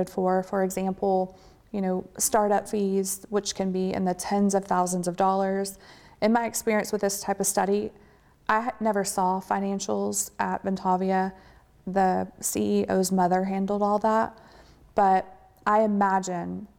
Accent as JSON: {"language": "English", "region": "Texas", "country": "United States", "said": "I'm from Texas"}